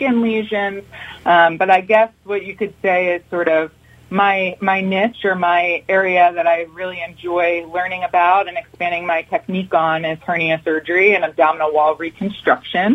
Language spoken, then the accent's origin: English; Huntingdon Valley, Pennsylvania, United States; I grew up in Huntington Valley, Pennsylvania.